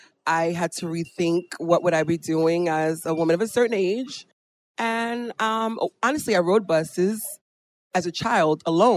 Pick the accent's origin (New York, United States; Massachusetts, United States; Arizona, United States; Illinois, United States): New York, United States; New York City; Being a New Yorker from New York, I just love being in the heart of my city